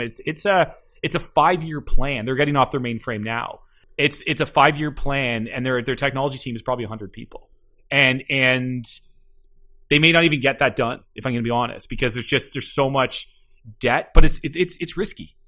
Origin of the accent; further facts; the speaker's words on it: Keswick, Ontario, Canada; also born or lived in Toronto; grew up just north of Toronto in a little town called, uh, called Keswick